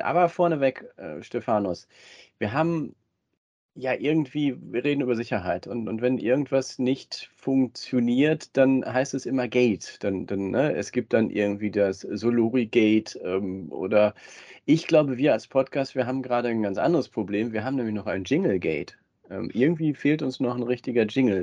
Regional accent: Ruhr area, North Rhine-Westphalia, Germany; wir ja beide gebürtig aus dem Ruhrgebiet sind

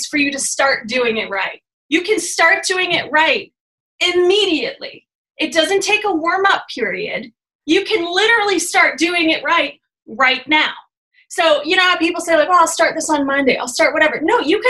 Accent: Michigan, United States; I'm from Michigan, so we use like guys and all the time

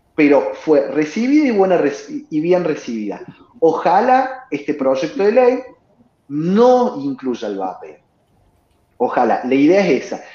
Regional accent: Córdoba, Argentina; En Córdoba, y como cordobés que soy

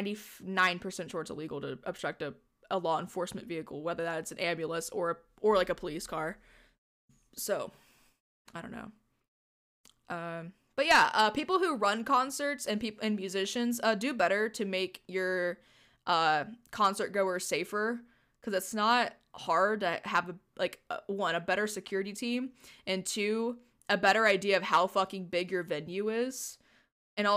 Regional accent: Texas, United States; being a Texan

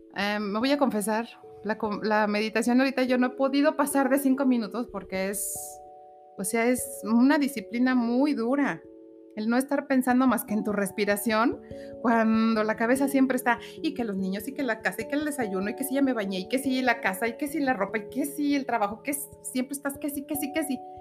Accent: Aguascalientes, Mexico; also born or lived in Mexico City; Soy originaria de la Ciudad de México. Llegué a esta hermosa tierra Agüitas a los nueve meses.

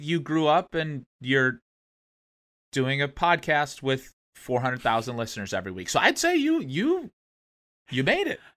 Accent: Ohio, United States; now in Texas, United States; I grew up in Ohio

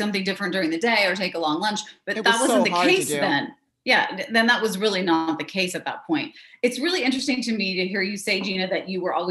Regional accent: San Jose, California, United States; Anthony and I are still within 10 miles of where we grew up in the Silicon Valley, in the San Jose area

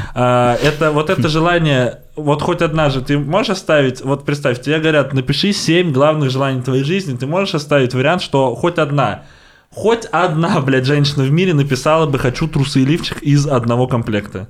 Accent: Volgograd, Volgograd Oblast, Russia; я из Волгограда, это рядом с Воронежем, там у нас челноки постоянно есть

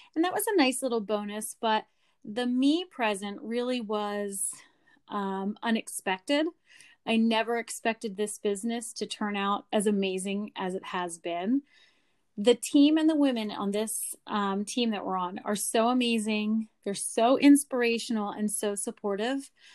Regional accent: Lancaster, Pennsylvania, United States; I am from Lancaster, Pennsylvania

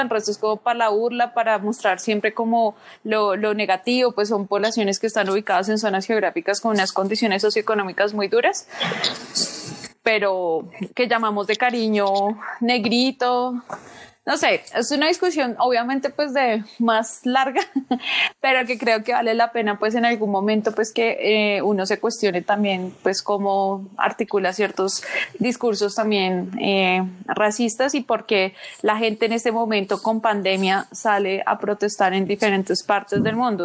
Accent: Colombia; moved away; yo era colombiana

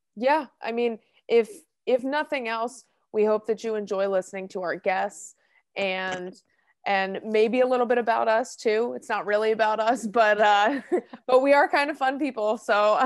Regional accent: Hillsborough, New Jersey, United States; I'm from Hillsborough, New Jersey. I went to Hillsborough High School

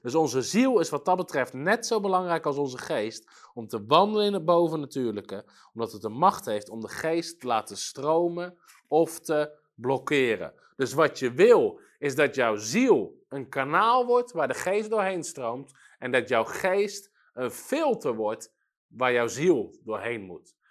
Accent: Netherlands

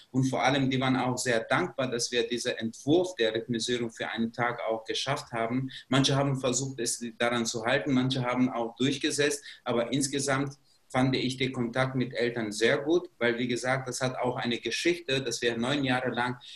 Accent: Kosovo; German is a second language; moved away as an adult; now in Germany; Ich bin nicht in Deutschland geboren, ich komme aus ehemaligen Jugoslawien bzw. aus dem Kosovo und ich bin als 20-Jähriger hier in Deutschland gekommen.

